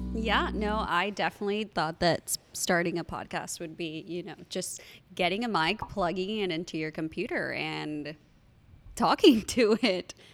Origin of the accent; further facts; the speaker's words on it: Miami, Florida, United States; we're from Miami, so we know Bird Road